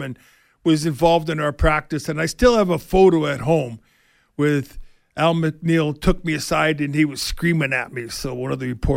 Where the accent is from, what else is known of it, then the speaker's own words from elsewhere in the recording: Winnipeg, Manitoba, Canada; moved away; I'm from Winnipeg.